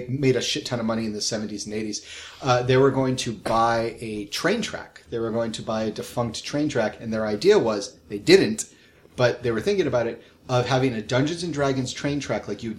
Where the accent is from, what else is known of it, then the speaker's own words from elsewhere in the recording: New England, United States; I'm from New England.